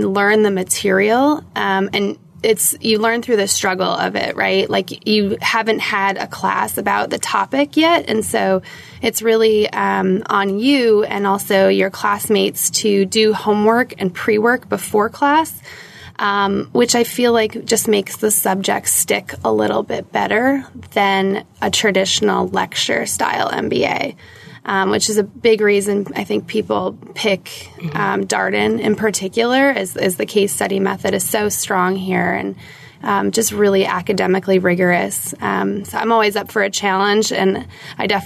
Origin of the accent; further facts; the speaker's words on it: New York, United States; moved away as an adult; also born or lived in Boston / San Francisco; now in Charlottesville, United States; I grew up in New York, lived in Boston, and then most recently in San Francisco